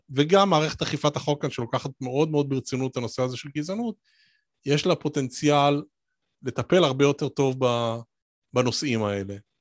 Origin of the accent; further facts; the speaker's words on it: Israel; moved away as an adult; now in Cambridge, United Kingdom; אני ישראלי שגר בקיימברידג'